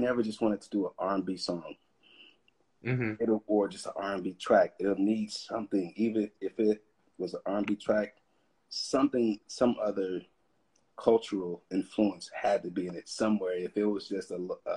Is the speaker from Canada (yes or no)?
no; Peoria, Illinois, United States; now in Los Angeles, United States; growing up in Peoria